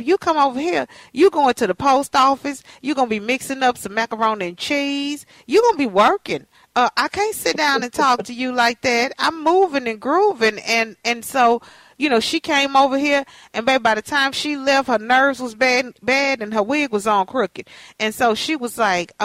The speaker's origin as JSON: {"language": "English", "region": "Texas", "country": "United States", "moved": "as an adult", "lives_now": "Minnesota, United States", "said": "I'm from Texas."}